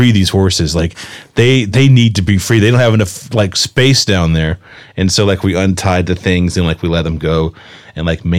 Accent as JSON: {"language": "English", "region": "the South", "country": "United States", "moved": "yes", "lives_now": "Los Angeles, United States", "said": "I'm from the South, but I'm from the country."}